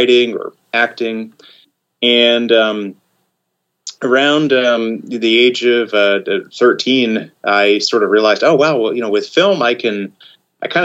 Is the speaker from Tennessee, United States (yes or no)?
no; Oklahoma, United States; moved away; also born or lived in Japan; I grew up in Oklahoma